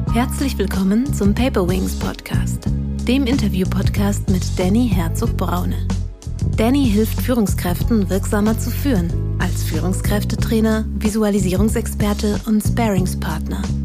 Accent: Munich, Bavaria, Germany; moved away as an adult; also born or lived in Berlin / London / Stuttgart; ich bin Münchnerin, ähm, dort geboren und aufgewachsen bis Anfang 20

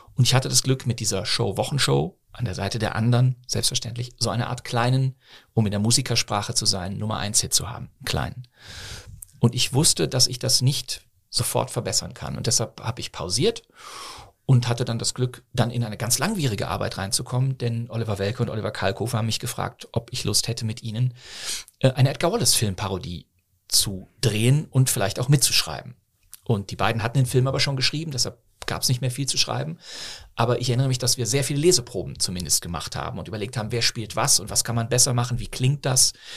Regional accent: Bonn, North Rhine-Westphalia, Germany; also born or lived in Bochum / Berlin; now in Cologne, Germany; Ich bin ja in, zwar in Bochum geboren, aber bin dann in Bonn aufgewachsen

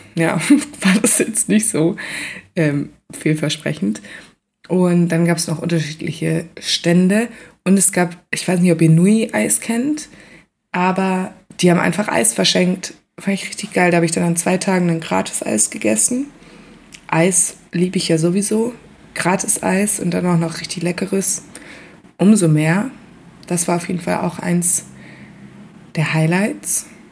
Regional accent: Central Hesse, Germany; moved away; ich komme aus Mittelhessen selber

